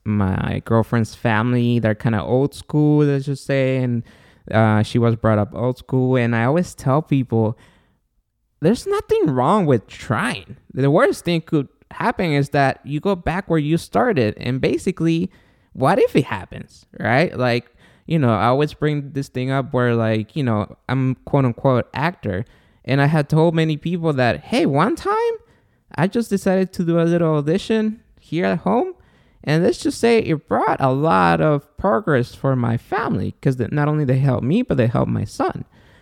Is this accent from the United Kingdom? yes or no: no; Guatemala; So I'm from Guatemala, my girlfriend and the mother of my son.